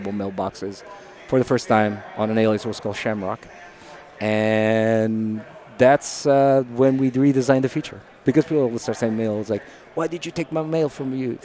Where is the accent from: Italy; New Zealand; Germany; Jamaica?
Italy; English is a second language; moved away as an adult; also born or lived in Dublin, Ireland / Seattle, United States; now in California, United States; I was born and raised in Italy